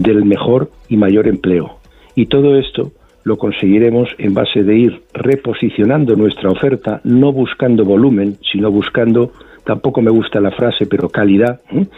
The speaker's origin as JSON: {"language": "Spanish", "country": "Spain", "said": "somos los españoles viajando por España"}